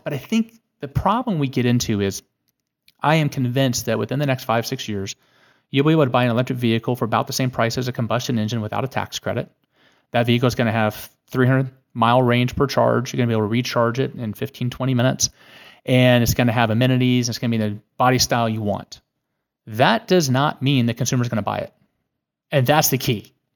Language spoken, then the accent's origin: English; California, United States; moved away as an adult; also born or lived in Santa Barbara; now in Washington, D.C., United States; I was born a slow-witted Californian